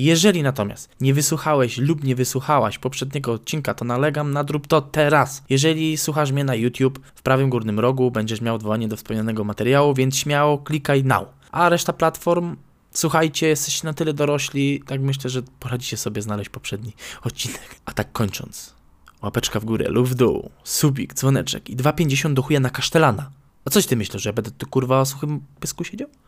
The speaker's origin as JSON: {"language": "Polish", "town": "Nowy Sącz", "region": "Lesser Poland", "country": "Poland", "tie": "born or raised there", "said": "Nadmienię, iż pochodzę z Nowego Sącza, więc artykuł dotyczy miejscowej bazyliki, do której uczęszczałem za młodu, a nawet byłem ministrantem i lektorem, haha."}